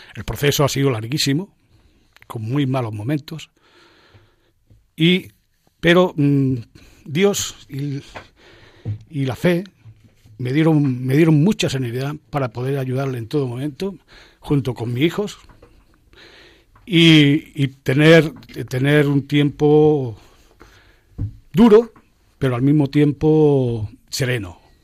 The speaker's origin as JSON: {"language": "Spanish", "area": "near Guadix, province of Granada", "region": "Andalusia", "country": "Spain", "tie": "born or raised there", "moved": "yes", "lives_now": "Boadilla del Monte, Spain", "said": "Nací en Vía de Guadix, la provincia de Granada."}